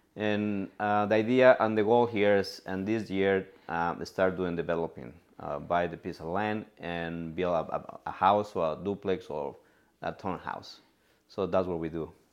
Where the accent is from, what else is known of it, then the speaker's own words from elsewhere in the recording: Cuernavaca, Morelos, Mexico; English is a second language; moved away as an adult; now in San Francisco, United States; I'm from Mexico, from Cuernavaca, Morelos.